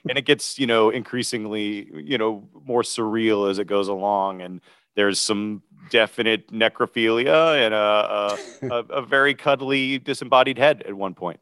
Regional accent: Chattanooga, Tennessee, United States; also born or lived in Nashville; I grew up in Chattanooga.

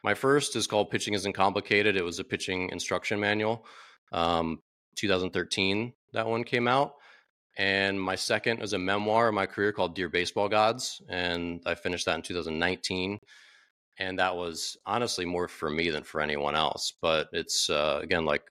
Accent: Maryland, United States; now in Washington, DC, United States; I'm from Maryland originally, but not the DC area, but now I live in Washington, DC

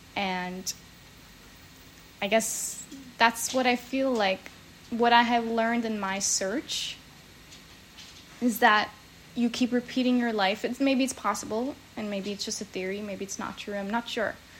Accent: New Jersey, United States; now in San Diego, United States; I grew up in New Jersey

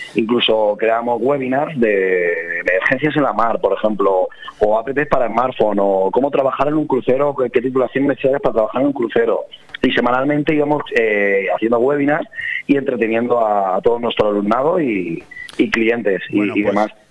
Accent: Benidorm, Valencian Community, Spain; me crié en Benidorm

